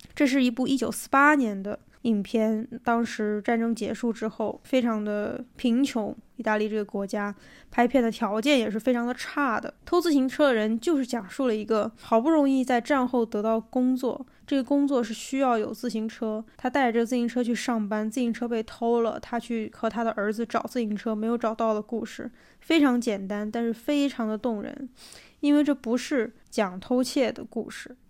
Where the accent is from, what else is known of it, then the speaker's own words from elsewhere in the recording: Xiamen, Fujian, China; moved away as an adult; also born or lived in England; now in Beijing, China; 我在厦门生活成长，我的大学又是在英国的一个小镇里度过的